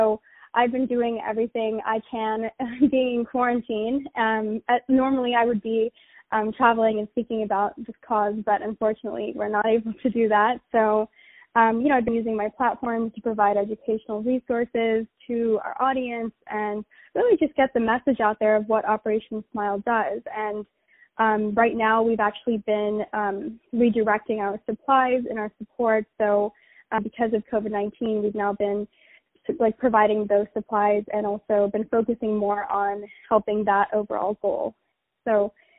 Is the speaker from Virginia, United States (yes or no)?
yes; Virginia, United States; now in New York, United States; I am originally from Virginia, and I grew up there